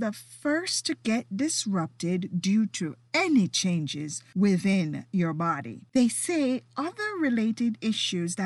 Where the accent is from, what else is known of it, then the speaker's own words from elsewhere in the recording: Jamaica; moved away; as a kid growing up in Jamaica